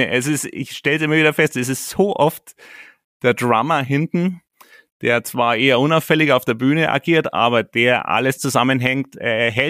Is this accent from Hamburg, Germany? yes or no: no; Bad Tölz, Bavaria, Germany; born there; Ähm, ich bin Bayer durch und durch. Ich bin hier in Bad Hölz geboren und ich stehe voll zu meinen Wurzeln.